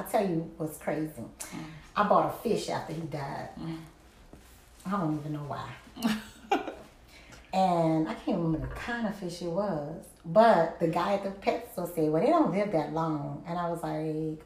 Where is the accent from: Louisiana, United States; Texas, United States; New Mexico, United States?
Louisiana, United States; New Orleans; I was from New Orleans